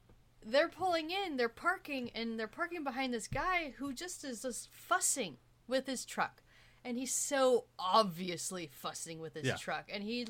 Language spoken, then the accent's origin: English; United States; me being a white woman, young white woman growing up in America